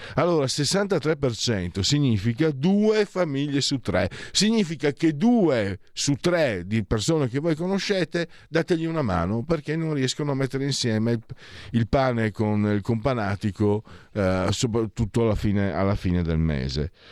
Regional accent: Friuli-Venezia Giulia, Italy; moved away; dalle mie parti

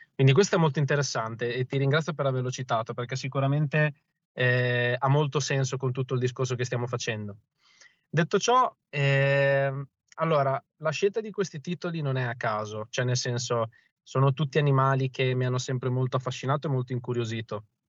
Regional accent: province of Ravenna, Emilia-Romagna, Italy; now in Bologna, Italy; io sono originario di, della provincia di Ravenna, ma attualmente abito a Bologna

